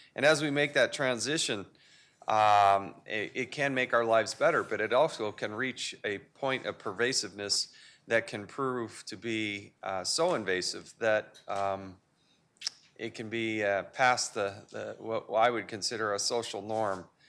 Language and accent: English; United States